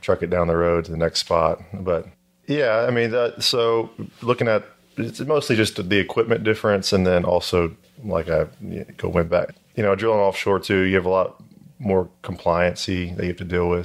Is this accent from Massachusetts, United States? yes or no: no; Houston, Texas, United States; I'm from Houston, so it's the market here is predominantly oil and gas